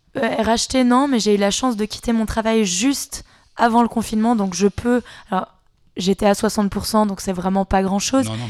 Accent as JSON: {"language": "French", "country": "Switzerland", "said": "on est suisse"}